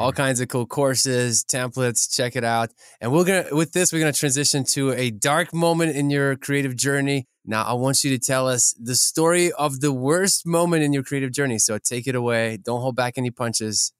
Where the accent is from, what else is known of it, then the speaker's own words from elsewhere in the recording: Ukraine; we're from Ukraine, me and Sergey both